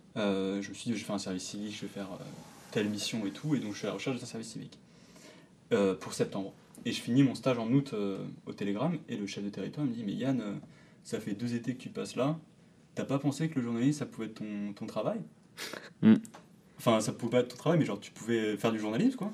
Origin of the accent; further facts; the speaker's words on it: Lannion, Brittany, France; moved away; je me trouve souvent le jeudi soir à, l'Agnon, à du coup, ma ville d'origine